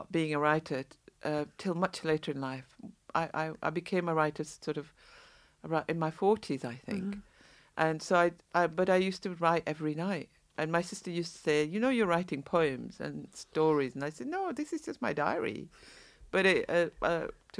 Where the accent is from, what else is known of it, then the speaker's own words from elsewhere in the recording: Saudi Arabia; moved away; I was born in the Middle East, in Saudi.